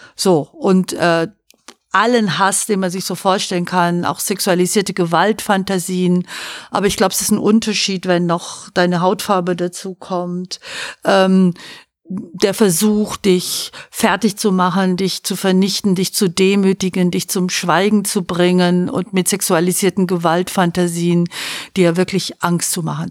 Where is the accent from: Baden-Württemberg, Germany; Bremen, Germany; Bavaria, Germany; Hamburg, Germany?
Baden-Württemberg, Germany; moved away; also born or lived in Fresenhagen, Schleswig-Holstein; ich bin wohlbehütet in Süddeutschland aufgewachsen